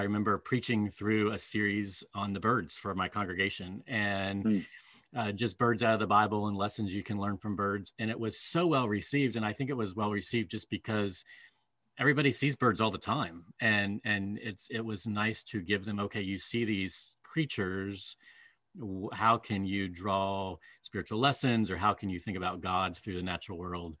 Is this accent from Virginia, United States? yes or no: yes; Southwest Virginia, United States; I grew up in Southwest Virginia, mm-hmm. here in the Blue Ridge Mountains